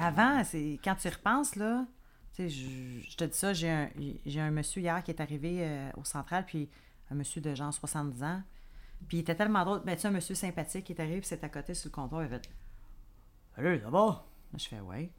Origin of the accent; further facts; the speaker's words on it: Quebec, Canada; je suis québécoise